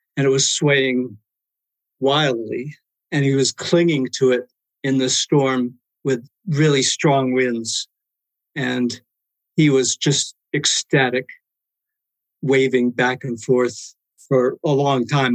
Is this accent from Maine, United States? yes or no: yes; Maine, United States; ever since I was a kid growing up in Maine